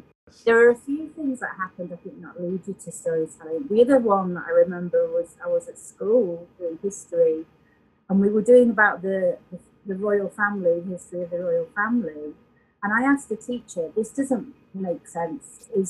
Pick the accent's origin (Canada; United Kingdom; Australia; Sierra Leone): United Kingdom; Yorkshire and the Humber; accent: hybrid; moved away as an adult; also born or lived in Wiltshire / Scotland; now in Sedona, United States; I was born down in Wiltshire in the south of England. And then I moved to Yorkshire as a child and grew up and was a young adult in Yorkshire as well. So I have kind of a link to both places. And we had family in Yorkshire as well.